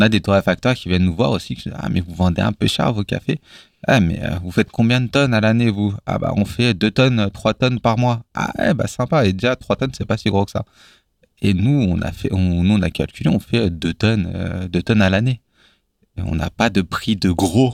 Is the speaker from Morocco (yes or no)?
no; Villiers-Saint-Benoît, Bourgogne-Franche-Comté, France; moved away; J'ai grandi à la campagne, vraiment dans un, dans un bled paumé où il y avait euh, trois maisons euh, euh, qui s'appellent les tricotés.